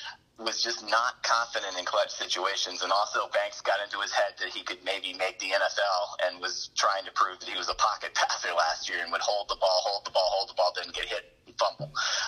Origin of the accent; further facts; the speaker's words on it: New Orleans, Louisiana, United States; moved away as an adult; also born or lived in Florida; I grew up in New Orleans.